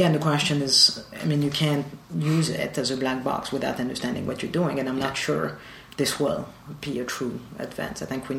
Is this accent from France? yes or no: yes; Marseille, Provence-Alpes-Côte d'Azur, France; moved away; Yeah, so I was born in Marseille.